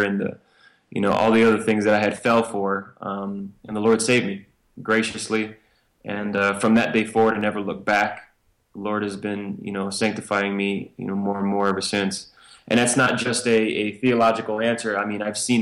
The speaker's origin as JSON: {"language": "English", "town": "Chicago", "region": "Illinois", "country": "United States", "tie": "born or raised there", "moved": "as an adult", "lives_now": "Wyoming, United States", "said": "my background is I grew up in Chicago, Illinois. When I graduated from high school at 18, left to the Air Force"}